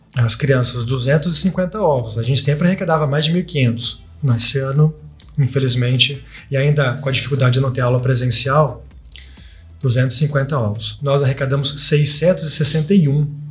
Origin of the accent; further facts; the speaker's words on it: Lorena, São Paulo, Brazil; moved away; a minha cidade, eu sinto, nossa, lá é o meu berço